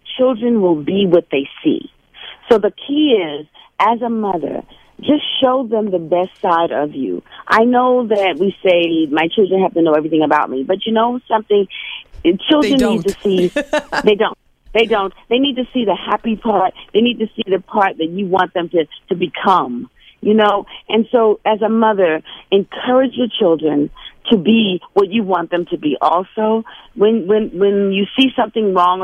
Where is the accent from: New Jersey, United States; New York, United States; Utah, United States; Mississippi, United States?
New York, United States; New York City; me growing up in Brownsville